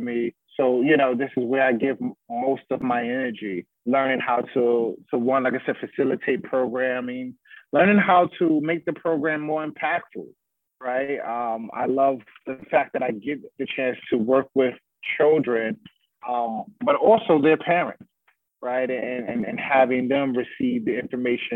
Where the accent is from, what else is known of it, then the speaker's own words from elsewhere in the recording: New York City, New York, United States; my upbringing and growing up in Bronx River Projects